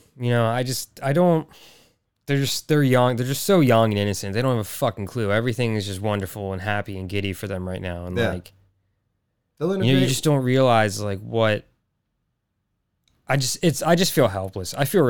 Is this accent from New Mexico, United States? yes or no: no; Texas, United States; Like, whatever. I'm from Texas. I'm used to it being hot.